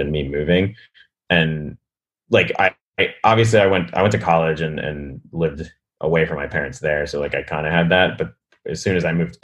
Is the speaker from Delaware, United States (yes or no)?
yes; Delaware, United States; moved away as an adult; now in New York, United States; I grew up in Delaware, dude. There's like land for days. I grew up in suburbia.